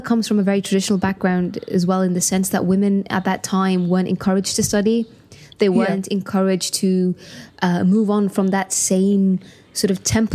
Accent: Gibraltar; now in London, United Kingdom; I was born and raised in Gibraltar. I'm purebred Janita, as they say

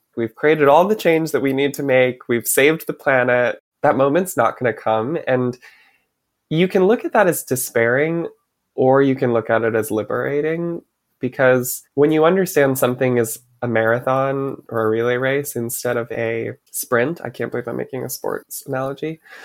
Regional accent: Michigan, United States; moved away as an adult; now in New York, United States; growing up in Michigan

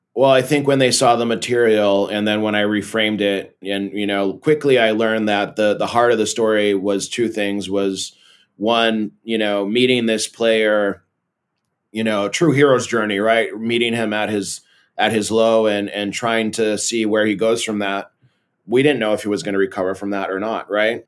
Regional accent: Belo Horizonte, Minas Gerais, Brazil; moved away as an adult; also born or lived in Massachusetts, United States / São Paulo, Brazil; now in California, United States; when I was eight years old, I moved to Belo Horizonte, Brazil, and lived there, and then in São Paulo, um, until I was twenty-four, and then I moved back to California

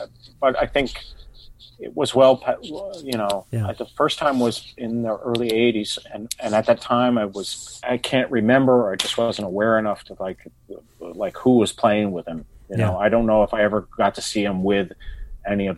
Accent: United States; I am American, and that this is where I live.

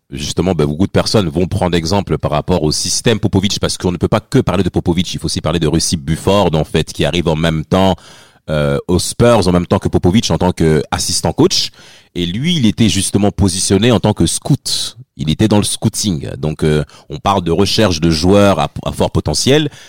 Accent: France; pour nous tous en tant que Français

